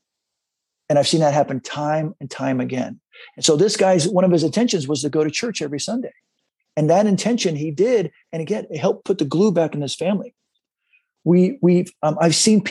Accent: San Diego, California, United States; now in Los Angeles, United States; I grew up in San Diego, loved the energy of the waves, loved to body surf

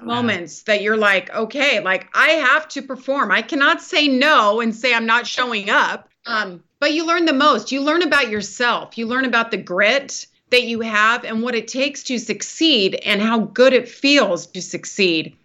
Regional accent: California, United States; I grew up in Lake Tahoe, so California girl, mountain girl

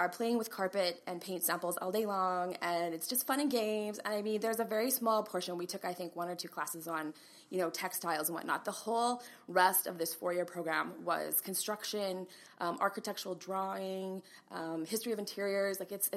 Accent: Brandon, Manitoba, Canada; moved away as an adult; also born or lived in Ottawa; now in Kelowna, Canada; I'm from Ottawa. I was born in Ottawa. And our parents relocated to just outside of Winnipeg in a city called Brandon, Manitoba. Right. Yay, Prairie. So I grew up there

